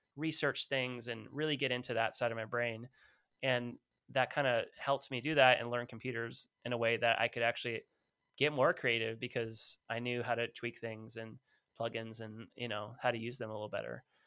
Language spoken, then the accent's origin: English; California, United States; I'm from California. I was